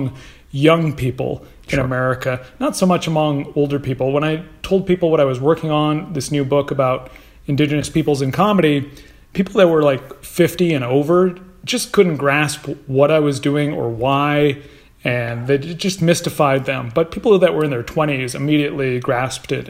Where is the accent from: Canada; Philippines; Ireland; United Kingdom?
Canada; moved away as an adult; now in Hollywood, United States; I'm originally from Canada